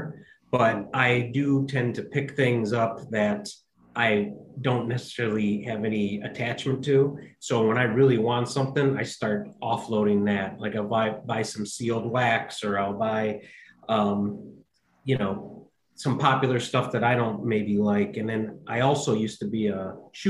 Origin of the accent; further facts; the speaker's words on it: Cleveland, Ohio, United States; I'm from Cleveland